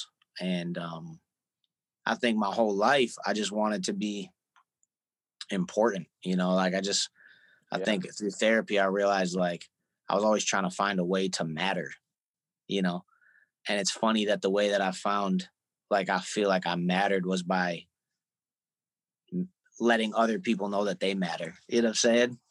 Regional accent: Syracuse, New York, United States; now in New York City, United States; a kid growing up in Syracuse

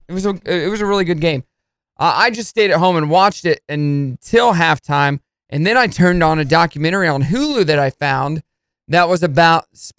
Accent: Brooklyn, New York, United States; Represent Queens. I was raised down in Brooklyn.

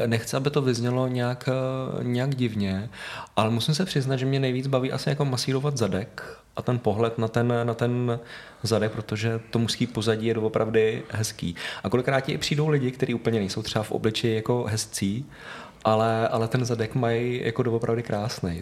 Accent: Prague, Czechia; já jsem doslova, kde to teď natáčíme, tak tady jsem vyrůstal celý život

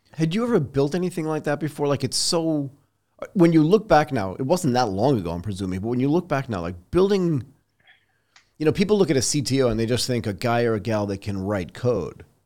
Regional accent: United States; moved away as an adult; also born or lived in Boston, Massachusetts / Connecticut; now in Bangkok, Thailand; So I grew up in Boston and in Connecticut

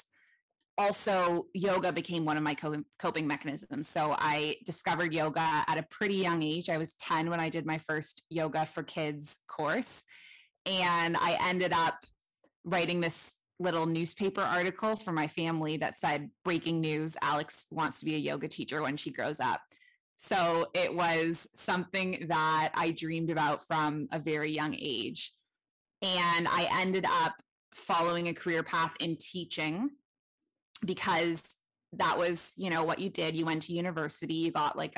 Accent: Toronto, Ontario, Canada; moved away as an adult; now in Bali, Indonesia; I'm originally from Toronto, Canada. That's where I grew up.

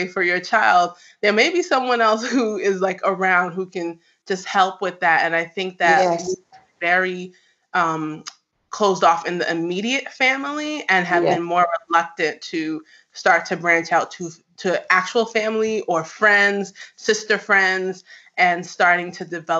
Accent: New York, United States; I'm actually Nigerian-American. I grew up in New York

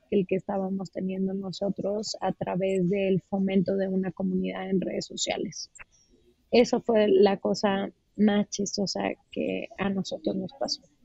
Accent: Uruapan, Michoacán, Mexico; Soy de Uruapan, Michoacán

